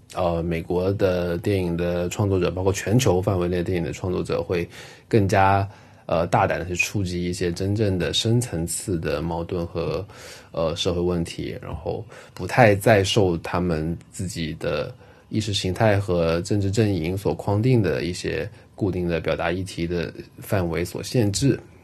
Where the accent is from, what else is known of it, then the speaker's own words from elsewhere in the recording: China; 像我们这一代八零后、九零后的中国人